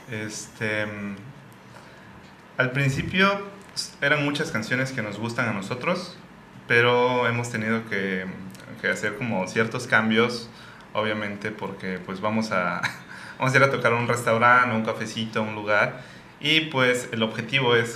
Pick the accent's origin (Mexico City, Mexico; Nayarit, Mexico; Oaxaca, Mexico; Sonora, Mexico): Oaxaca, Mexico; como somos oaxaqueños decimos